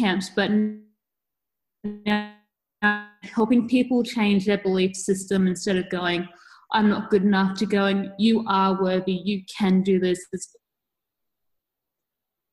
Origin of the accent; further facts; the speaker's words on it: Australia; I'm from Australia.